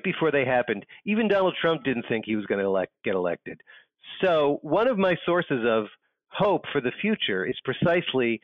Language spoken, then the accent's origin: English; New York, United States; moved away as an adult; now in Portland, United States; I'm a New Yorker, I'm a sort of a lifetime East Coast person